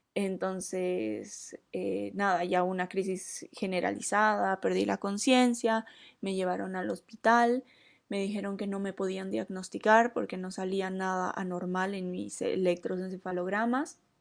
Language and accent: Spanish; Bolivia; en Bolivia, que es de donde soy